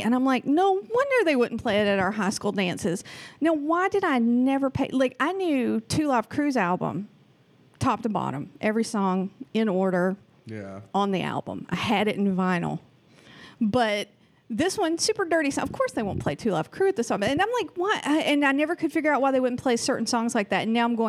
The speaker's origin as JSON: {"language": "English", "region": "the South", "country": "United States", "accent": "Southern", "moved": "yes", "lives_now": "Oregon, United States", "said": "I am from the South."}